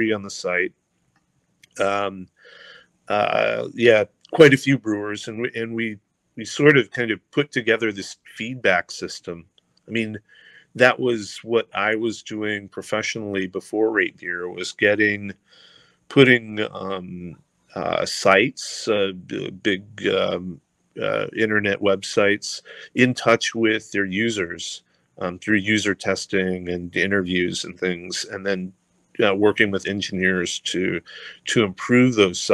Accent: United States; also born or lived in California / Washington / Oregon; I grew up in California and Washington

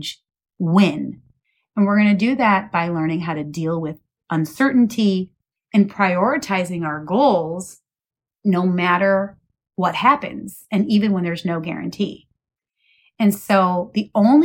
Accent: Midwest, United States; I was raised in the Midwest

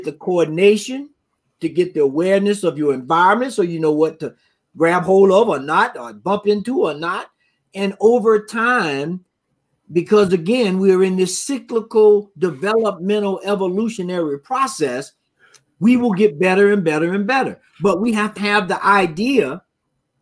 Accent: the South, United States; my experience growing up in the South

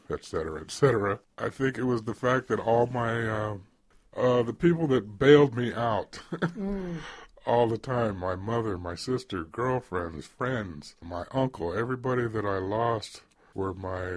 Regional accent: Nevada, United States; moved away; also born or lived in Reno / Denver / Seattle / Sacramento; I grew up in Nevada since second grade

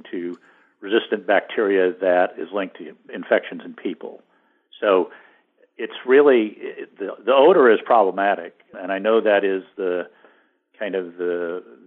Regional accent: Great Plains, United States; I grew up in the Great Plains

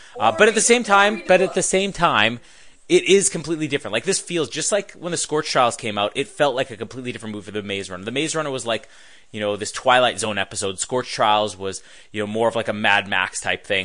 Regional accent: Canada; we're Canadian here

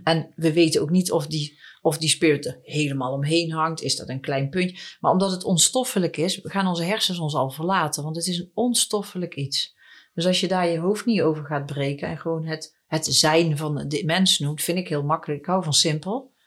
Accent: Netherlands; En ik ben een Nederlandse

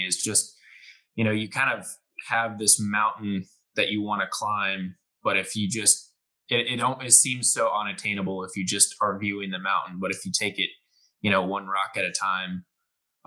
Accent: Houston, Texas, United States; I was born in Houston and I moved around a little bit, but I've been in the Houston area basically besides college since fifth grade

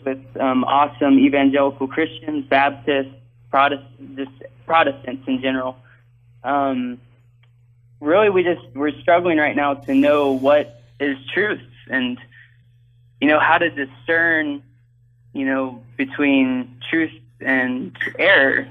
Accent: the South, United States; growing up in the South in the Bible Belt

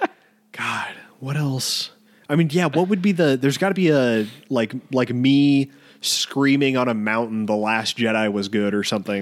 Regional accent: United States; even being an American

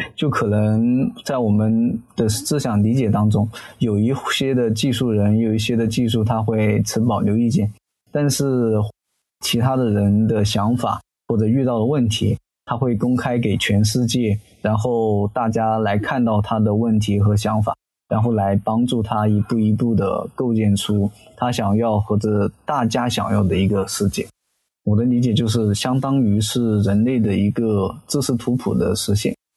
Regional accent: Zhijiang, Hunan, China; 我的家乡呢，是湖南怀化的芷江

